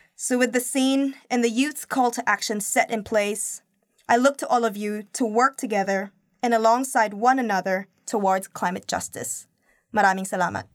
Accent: Philippines; now in Auckland, New Zealand; my home country

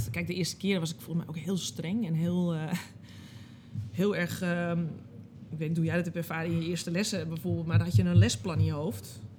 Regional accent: Amsterdam, North Holland, Netherlands; born there; Ik ben geboren in Amsterdam, maar ik kom eigenlijk oorspronkelijk helemaal nergens vandaan.

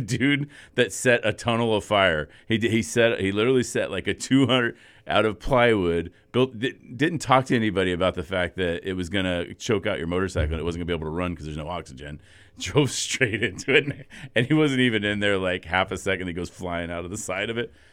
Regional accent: United States; as an American

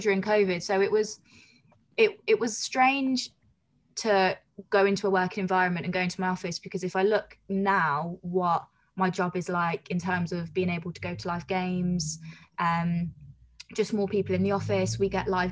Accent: Coventry, West Midlands, United Kingdom; moved away as an adult; So I'm from Coventry, and I was commuting down to London

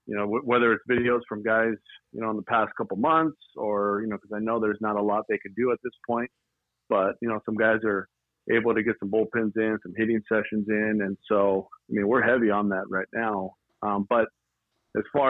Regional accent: Duarte, California, United States; Born in Duarte. I was raised in the San Gabriel Valley

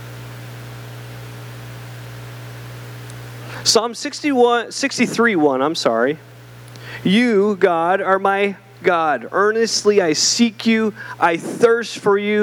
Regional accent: Canada; now in Southern United States; I'm Canadian, but I became American recently

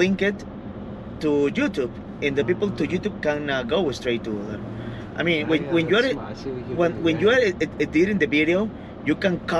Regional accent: Mexico; English is a second language; we're from Mexico

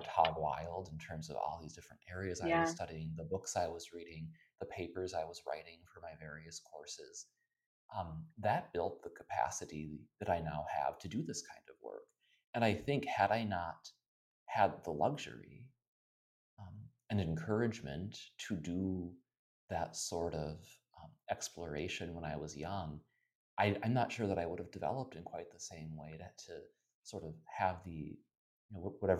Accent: the rural Midwest, United States; now in Philadelphia, United States; I had a lovely childhood, and I loved my family and my hometown very much. It was a very, in a way, idyllic, bucolic upbringing. But I always sort of knew, you know, with interests like mine, my life probably wouldn't be confined to the rural Midwest.

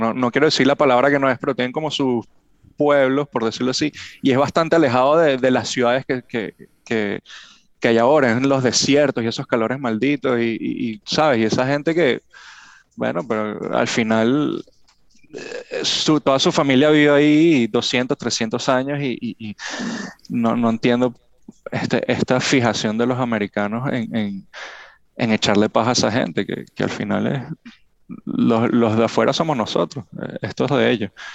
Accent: Venezuela; now in Miami, United States; somos venezolanos y, nos vamos a Estados Unidos

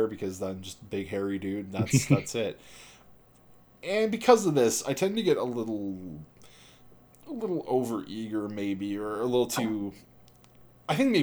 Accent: Canada; we are Canadian

